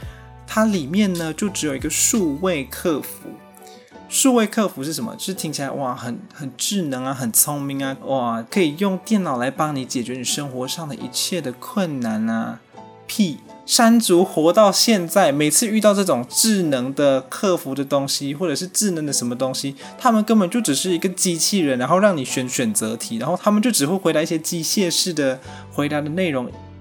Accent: Malaysia; now in Taiwan; 完了，我是外国人，我是马来西亚人，没有身份证字号后九码。

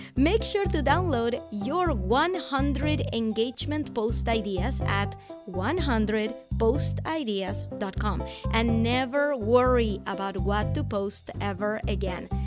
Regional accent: Venezuela; I'm from Venezuela

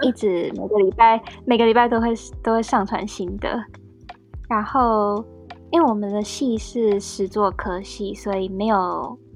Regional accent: Taiwan; moved away as an adult; now in United Kingdom; 我们台湾人

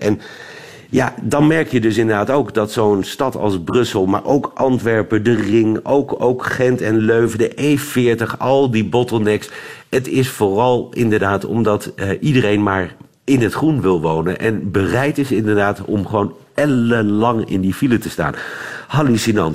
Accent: Netherlands; moved away as an adult; now in Belgium; ik ben Hollander

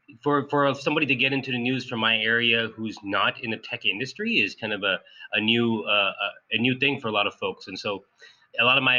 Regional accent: Sunnyvale, California, United States; also born or lived in Cupertino; So I grew up in Sunnyvale in Cupertino, and I've always been interested in like how the cities work.

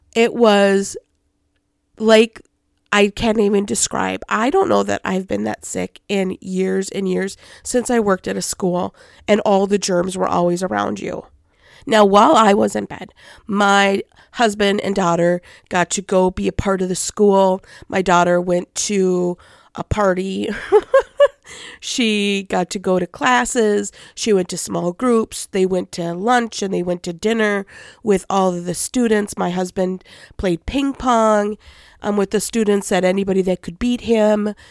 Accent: Minnesota, United States

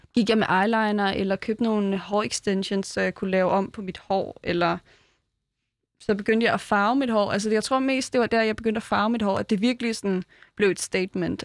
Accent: Fjerritslev, North Denmark Region, Denmark; moved away; jeg var født i Fjerdslev

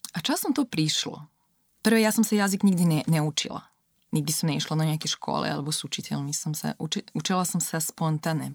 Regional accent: Serbia; Slovak is a second language; moved away as an adult; also born or lived in Belgrade, Serbia; now in Slovakia; som zo Srbska

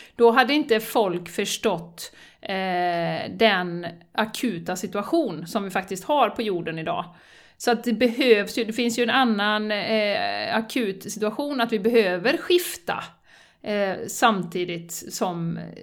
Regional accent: Sweden; som svensk

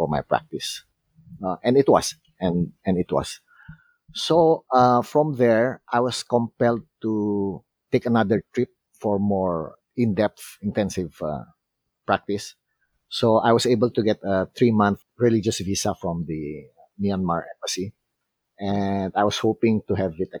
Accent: Philippines; I'm a Filipino

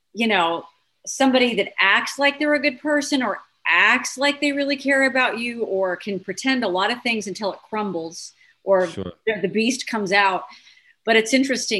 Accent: Denver, Colorado, United States; moved away as an adult; now in Dallas, United States; I was born in Denver

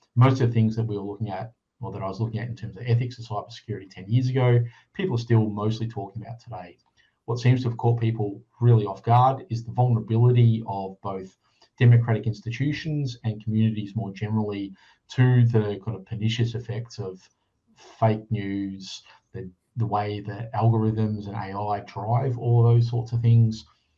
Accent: Australia; So, you know, I'm Australian, but white Australian with a European heritage and things like that.

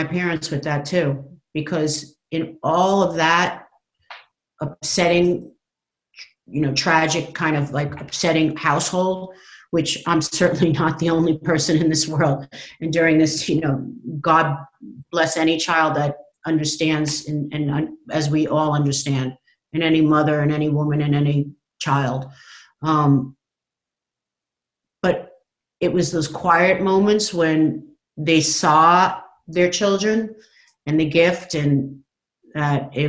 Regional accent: Long Island, New York, United States; I grew up on Long Island

